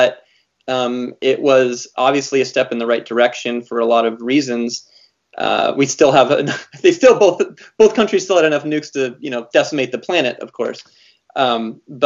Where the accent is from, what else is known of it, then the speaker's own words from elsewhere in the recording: Montana, United States; growing up in Montana, I remember having a Soviet dissident come and talk to our class